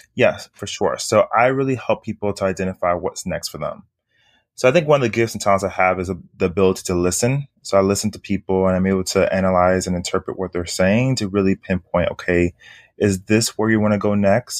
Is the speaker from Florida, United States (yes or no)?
yes; Miami, Florida, United States; moved away as an adult; now in Harlem, New York, United States; born and raised in Miami, Florida